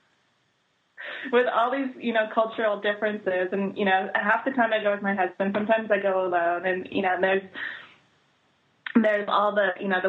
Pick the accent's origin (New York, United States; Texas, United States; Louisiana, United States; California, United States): California, United States; now in Córdoba, Argentina; I'm from California